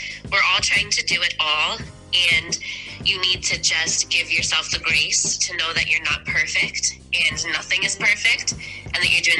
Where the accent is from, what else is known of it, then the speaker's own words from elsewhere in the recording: New Jersey, United States; I'm from New Jersey.